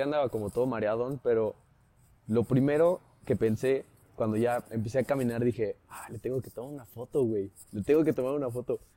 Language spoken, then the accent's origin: Spanish; San Luis Potosí, Mexico; crecí toda mi vida en San Luis. Soy rancho luisino.